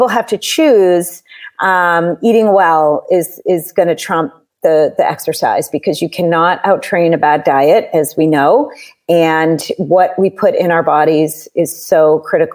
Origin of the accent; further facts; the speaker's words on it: Southern New Hampshire, United States; moved away as an adult; also born or lived in Boston; now in California, United States; I grew up in Southern New Hampshire